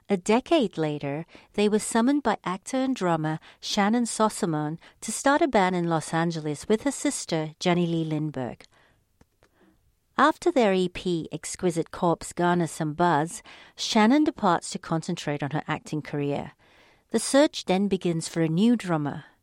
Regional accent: Sydney, New South Wales, Australia; first language Polish; English is a second language; also born or lived in Poland; Yep, I grew up close to Manly Beach.

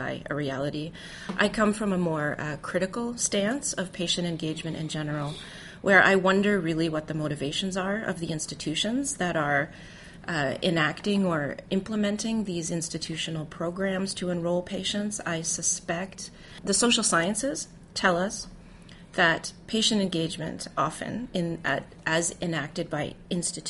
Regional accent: Canada; also born or lived in Toronto, Canada; I'm Canadian, and that's how we refer to it in Canada

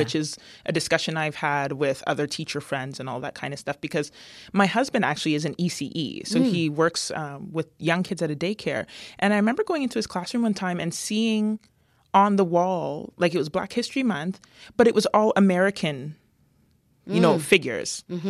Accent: London, United Kingdom; growing up in London, being one of the few black kids and, you know, maybe the only one in my class or the few in the school

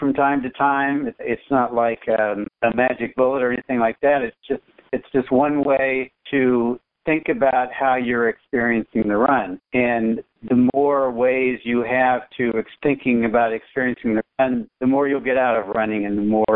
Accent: Wichita, Kansas, United States; growing up in Wichita, Kansas

